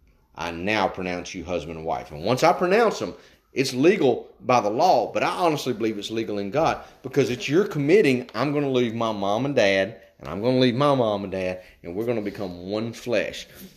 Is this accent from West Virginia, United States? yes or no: yes; West Virginia, United States; I was going to say we come from West Virginia, but I thought that's going to get me in trouble, because we got folks from West Virginia.